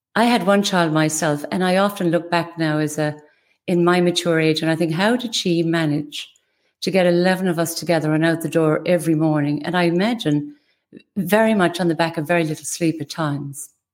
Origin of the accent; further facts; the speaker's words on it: West Cork, Munster, Ireland; moved away; I was born in West Cork in Ireland. I was raised as one of eleven children